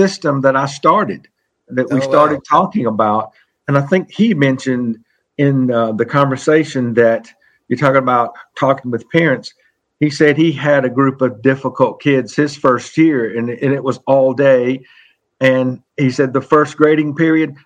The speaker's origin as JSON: {"language": "English", "region": "the South", "country": "United States", "said": "I'm from the South"}